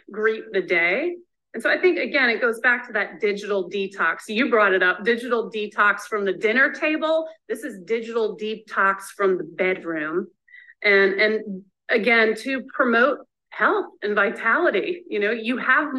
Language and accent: English; the South, United States; I'm from the South